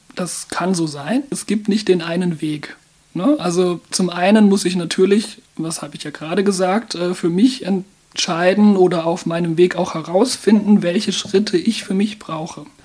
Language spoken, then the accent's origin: German; Mannheim, Baden-Württemberg, Germany; Ich bin in Mannheim geboren und aufgewachsen.